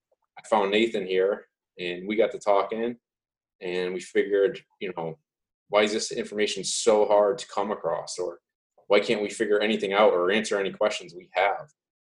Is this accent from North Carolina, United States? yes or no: no; Seymour, Connecticut, United States; I'm from Seymour, Connecticut. I've been a volunteer in Seymour for about 18 years now and started through the junior program. I grew up at the firehouse, basically. I lived across the street from it.